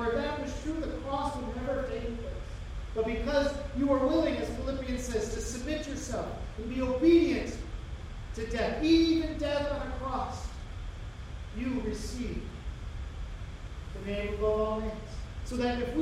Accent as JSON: {"language": "English", "country": "United States", "said": "we as American Christians"}